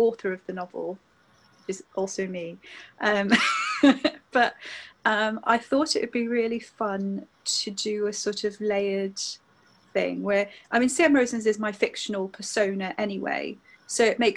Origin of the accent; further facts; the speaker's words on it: Newport, Wales, United Kingdom; when I was growing up in Newport, Tredegar House was my local kind of big stately home